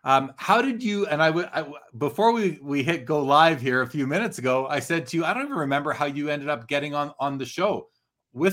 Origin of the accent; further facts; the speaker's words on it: Canada; I'm a Canadian hockey fan.